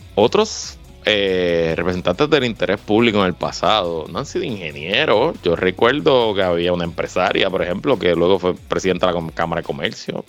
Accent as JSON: {"language": "Spanish", "country": "Puerto Rico", "said": "somos menos puertorriqueños que antes"}